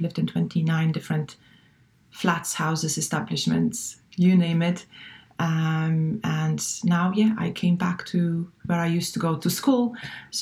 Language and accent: English; Poland; English is a second language; moved away as an adult; also born or lived in Valencia, Spain / Frankfurt, Germany / Barcelona, Spain / France; it was 20 years that I lived abroad, so away from Poland